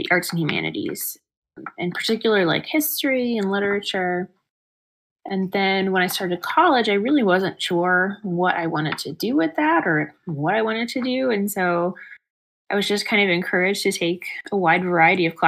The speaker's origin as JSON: {"language": "English", "town": "Plymouth", "region": "Michigan", "country": "United States", "said": "I'm from Plymouth, Michigan originally"}